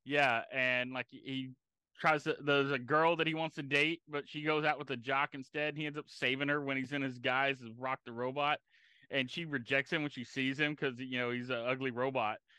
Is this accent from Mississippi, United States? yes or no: no; Galveston, Texas, United States; I grew up near Galveston